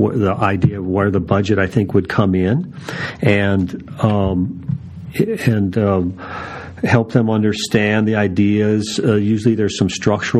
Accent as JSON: {"language": "English", "region": "Minnesota", "country": "United States", "moved": "yes", "lives_now": "Phoenix, United States", "said": "I'm from Minnesota"}